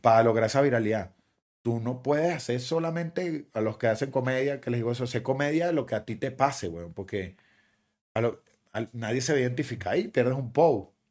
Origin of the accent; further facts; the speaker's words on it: Guatire, Miranda, Venezuela; moved away as an adult; also born or lived in Caracas, Venezuela; now in Miami, United States; toda esa gente con la que me crié y guatire